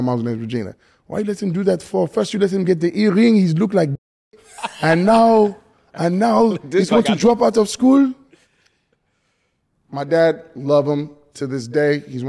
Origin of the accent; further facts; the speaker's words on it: the South, United States; Again, I grew up in the South where it's like kind of unacceptable.